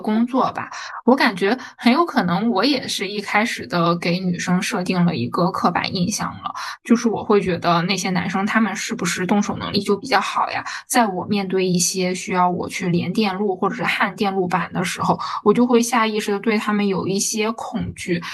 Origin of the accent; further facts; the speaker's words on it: Northeast China, China; moved away as an adult; now in Shanghai, China; 我其实是一个东北人